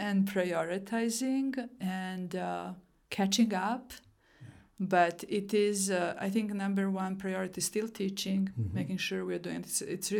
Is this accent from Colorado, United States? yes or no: yes; Fort Collins, Colorado, United States; My hometown is very biking oriented, so that was really great to see in Fort Collins.